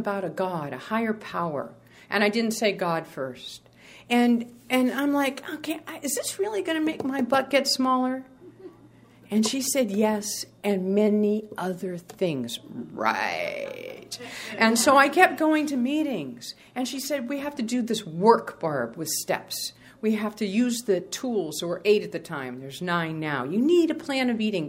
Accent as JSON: {"language": "English", "region": "New England", "country": "United States", "moved": "yes", "lives_now": "Sacramento, United States", "said": "I'm from New England"}